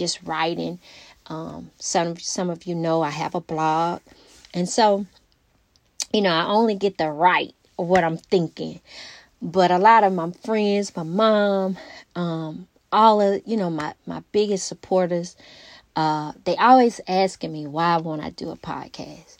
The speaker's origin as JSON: {"language": "English", "town": "Alexandria", "region": "Louisiana", "country": "United States", "tie": "born or raised there", "said": "my hometown, Alexandria, Louisiana. I always rep my hometown just because that's where we're from"}